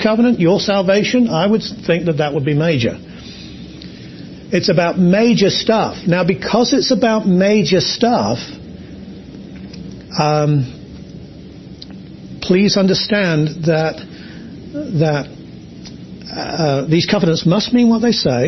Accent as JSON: {"language": "English", "region": "England", "country": "United Kingdom", "said": "I'm English"}